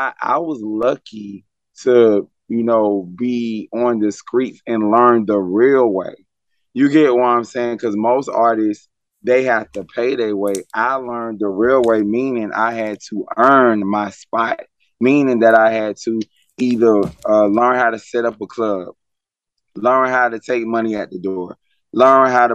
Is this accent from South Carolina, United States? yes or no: yes; South Carolina, United States; moved away as an adult; now in Atlanta, United States; I'm from South Carolina. I'm from Pinehurst Park, 803 Metro